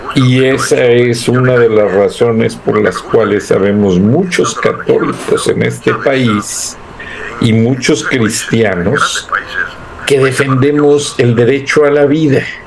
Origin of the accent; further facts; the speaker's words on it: Mexico; las buenas costumbres que tenemos como mexicanos